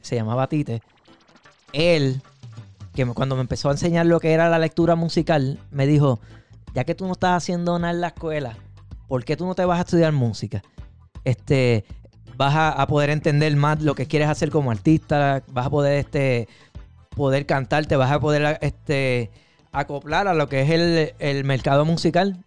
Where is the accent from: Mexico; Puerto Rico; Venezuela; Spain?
Puerto Rico; Aguadilla; now in Holyoke, United States; Yo soy del área de Aguadilla